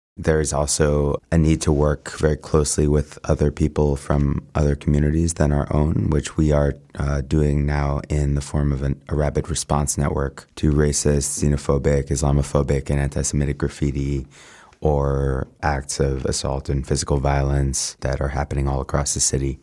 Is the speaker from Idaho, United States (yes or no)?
no; New York City, New York, United States; I'm a New Yorker